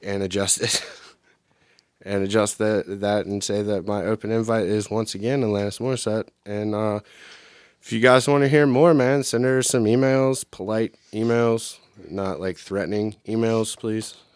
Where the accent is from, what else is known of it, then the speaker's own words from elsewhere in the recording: United States; I'm an American and a product of the American public education